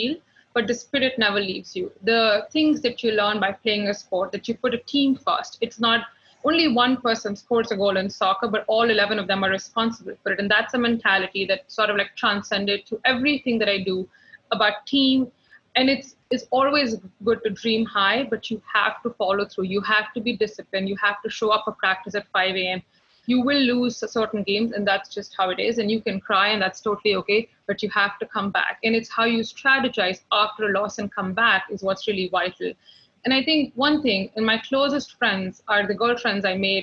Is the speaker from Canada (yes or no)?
no; New Delhi, Delhi, India; moved away as an adult; now in New York, United States; I grew up in New Delhi, which is the capital of India